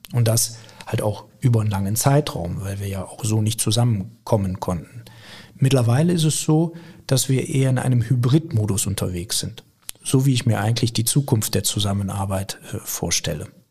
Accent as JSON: {"language": "German", "town": "Viersen", "region": "North Rhine-Westphalia", "country": "Germany", "tie": "born or raised there", "said": "ich bin in Viersen geboren, hab dort, äh, bin dort zur Schule gegangen und habe dann Abitur gemacht"}